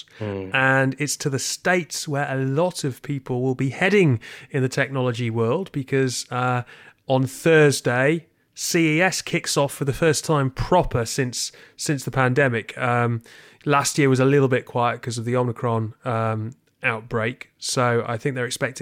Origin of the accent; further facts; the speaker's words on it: United Kingdom; we're British